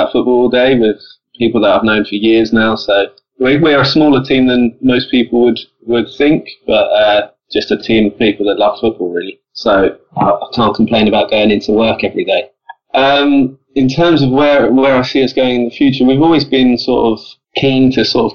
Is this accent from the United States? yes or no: no; Colchester, East of England, United Kingdom; we're both from Colchester, so Essex, so nowhere near Birmingham